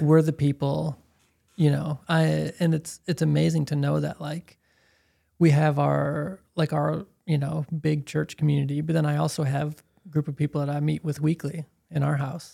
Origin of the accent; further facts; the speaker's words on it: Chicago, Illinois, United States; I'm from Chicago